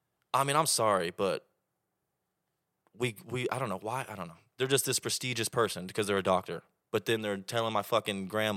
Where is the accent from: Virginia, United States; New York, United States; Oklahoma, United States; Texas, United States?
Oklahoma, United States; Well, I'm from Oklahoma.